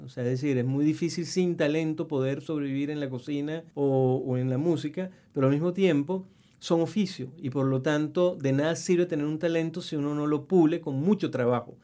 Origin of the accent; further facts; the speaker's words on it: Mérida, Venezuela; moved away as an adult; now in Chile; mi tierra Mérida